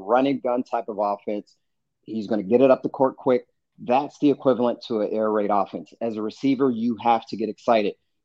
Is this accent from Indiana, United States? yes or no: no; Pittsburgh, Pennsylvania, United States; I'm from Pittsburgh. I am from the city of Pittsburgh